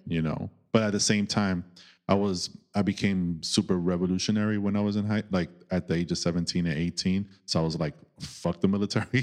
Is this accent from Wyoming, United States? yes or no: no; New York City, New York, United States; growing up in New York